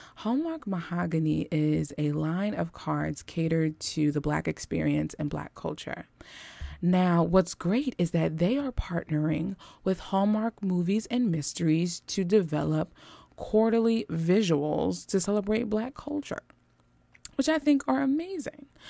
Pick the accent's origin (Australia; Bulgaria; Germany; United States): United States; Philadelphia, Pennsylvania; West Philadelphia is where I was born and raised